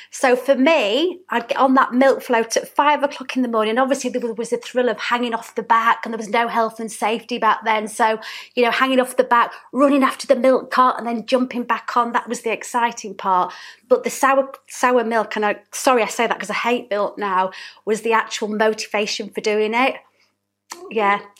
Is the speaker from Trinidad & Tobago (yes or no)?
no; Hatfield, Yorkshire and the Humber, United Kingdom; accent: Yorkshire twang; now in Northampton, United Kingdom; So yes, I am from Yorkshire. I'm from Hatfield, which is very close to Doncaster in South Yorkshire.